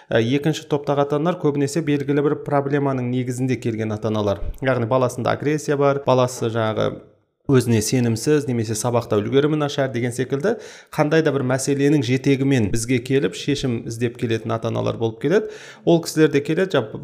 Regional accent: Almaty, Kazakhstan; осы алматы қаласының тумасымын жалпы үш баланың әкесімін бір қызым екі ұлым бар

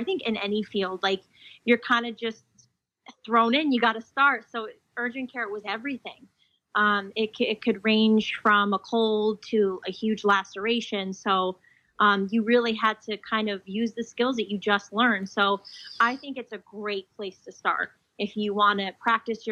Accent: New Jersey, United States; I'm from New Jersey

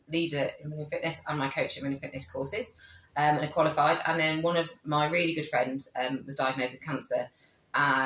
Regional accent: Coventry, West Midlands, United Kingdom; I said, oh, Coventry.

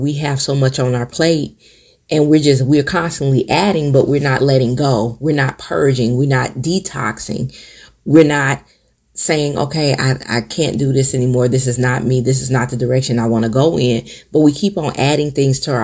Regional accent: Michigan, United States; moved away as an adult; now in South Carolina, United States; my family in Michigan

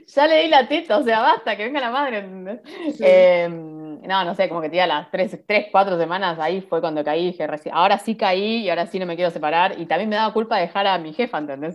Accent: Monte Grande, Buenos Aires Province, Argentina; Yo soy de Monte Grande, de zona

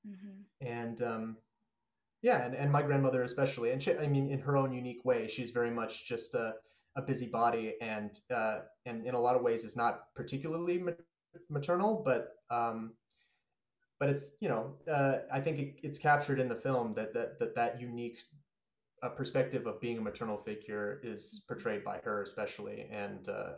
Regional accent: Pacific Northwest, United States; And like growing up in the Northwest, you know, all my friends growing up are white or like also mixed race Asians

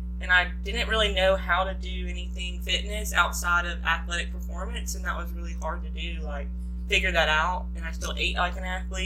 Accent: Cartersville, Georgia, United States; moved away as an adult; now in Jacksonville, United States; Yes, I'm originally from Georgia.

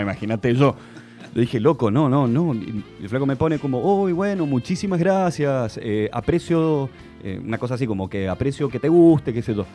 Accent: Argentina; Le digo, de Argentina

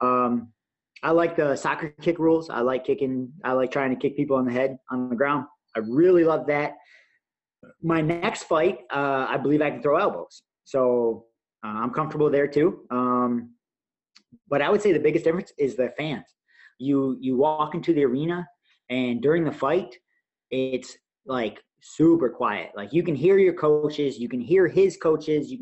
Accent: Michigan, United States; I'm from Michigan

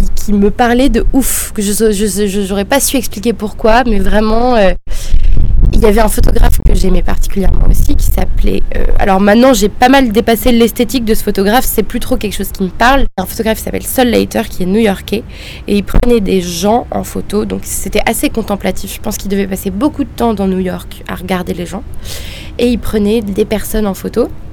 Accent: Marseille, Provence-Alpes-Côte d'Azur, France; moved away as an adult; now in Paris, France; je suis de Marseille à la base et euh, je suis partie à Paris

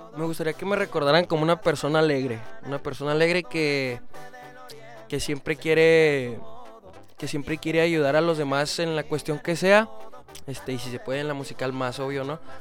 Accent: Chihuahua, Mexico; Yo soy de Chihuahua

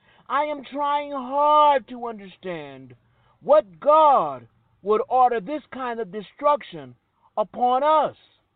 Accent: Hollywood, Florida, United States; Right then, the world I knew when I was growing up in Hollywood, Florida, was going to change the paradigm of the whole world.

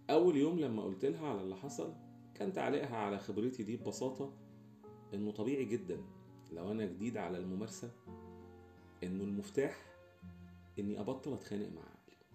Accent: Alexandria, Alexandria Governorate, Egypt; وأنا شخص جاي من اسكندرية حيث بقى كبدة الفلاح ودهب وبلبع وحاجات

